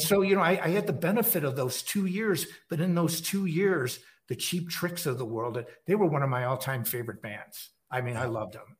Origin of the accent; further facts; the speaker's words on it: Chicago, Illinois, United States; moved away as an adult; also born or lived in Los Angeles; I'm in the Chicago area, like the northern suburbs. That's uh, my hometown.